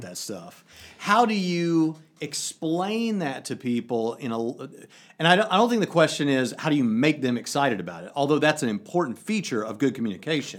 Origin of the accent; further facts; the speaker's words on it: United States; I'm the American